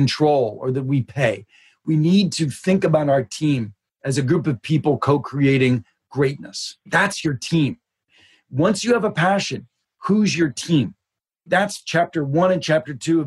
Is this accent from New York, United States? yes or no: no; Pittsburgh, Pennsylvania, United States; When I was just a kid, I grew up in Pittsburgh